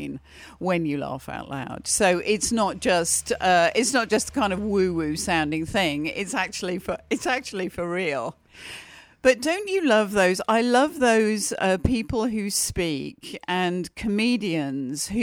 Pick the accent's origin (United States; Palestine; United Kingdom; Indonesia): United Kingdom; And in Britain, we do that all the time.